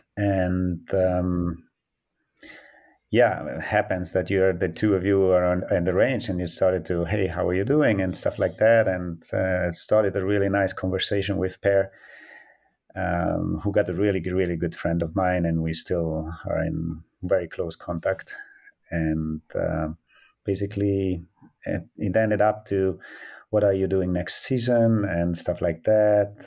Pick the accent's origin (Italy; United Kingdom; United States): Italy; Antholz, Trentino-Alto Adige; I grew up in Antholz, yes. I'm coming from Antholz